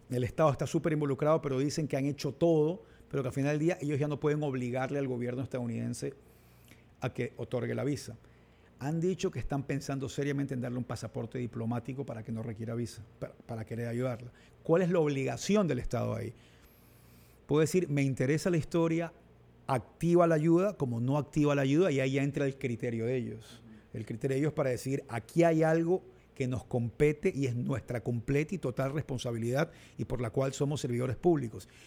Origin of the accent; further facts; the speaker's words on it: Olón, Santa Elena, Ecuador; Yo, crecí en Olón gran parte de mi vida, cuando se iba a la playa y, ya de viejo finalmente pude construir mi casita.